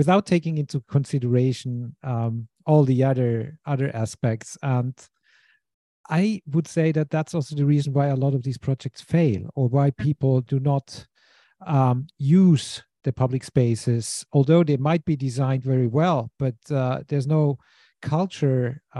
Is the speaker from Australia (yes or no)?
no; Klagenfurt, Carinthia, Austria; the south of Austria, my hometown, Klagenfurt